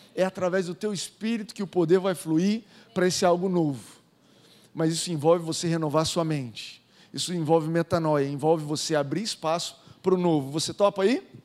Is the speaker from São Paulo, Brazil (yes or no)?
no; Goiânia, Goiás, Brazil; sou nascido em Goiânia